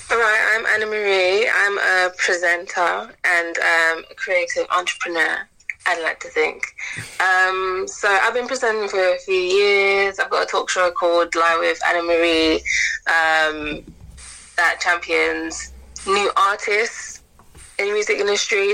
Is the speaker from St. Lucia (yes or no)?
yes; St. Lucia; I'm from St. Lucia